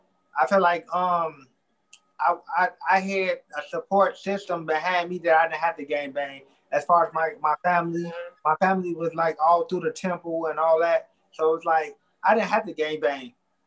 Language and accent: English; Illinois, United States; Yeah, my whole life. 62nd and Kimbark and 81st and Muskegon.